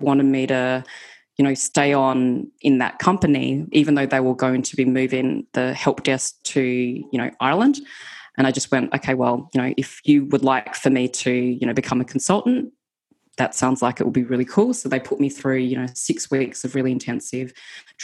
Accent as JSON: {"language": "English", "country": "Australia", "also_born_or_lived": "United Kingdom", "moved": "as an adult", "said": "I'm Australian"}